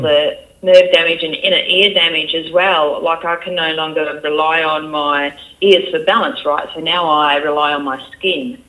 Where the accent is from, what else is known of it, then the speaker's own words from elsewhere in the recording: Geraldton, Western Australia, Australia; accent: country accent; moved away as an adult; I'm from there, and I grew up there, and you know, pretty much my whole life